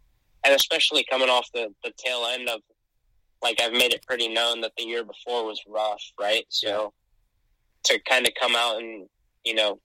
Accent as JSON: {"language": "English", "town": "San Diego", "region": "California", "country": "United States", "tie": "born or raised there", "said": "I was born and I grew up in San Diego"}